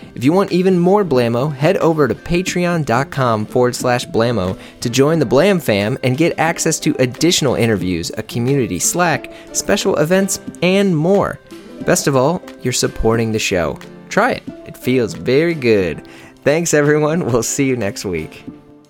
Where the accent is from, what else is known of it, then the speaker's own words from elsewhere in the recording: Midwest, United States; I'm from the Midwest